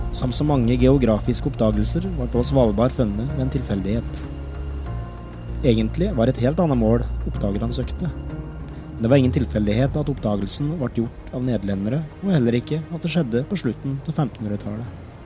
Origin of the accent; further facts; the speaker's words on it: Alvdal, Innlandet, Norway; Hjemme på Stenslia hos farmor og farfar var mitt paradis på jord